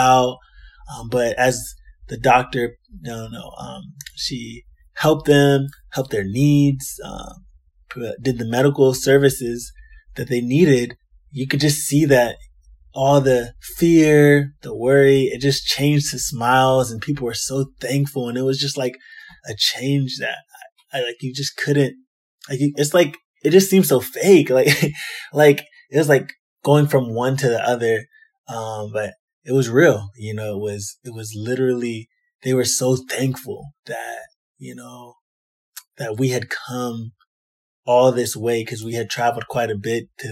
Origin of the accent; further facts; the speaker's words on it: Maryland, United States; also born or lived in Huntsville, Alabama; I'm actually from Maryland. I'm born and raised in Maryland